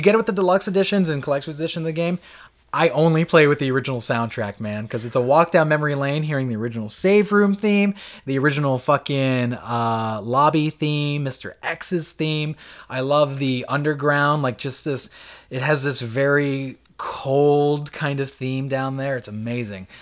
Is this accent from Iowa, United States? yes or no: no; Florida, United States; we grew up with in Florida.